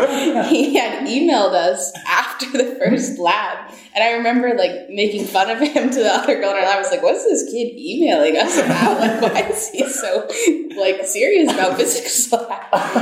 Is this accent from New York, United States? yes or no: no; Pottsville, Pennsylvania, United States; I'm a junior studying bioengineering, and I'm from Pottsville, Pennsylvania.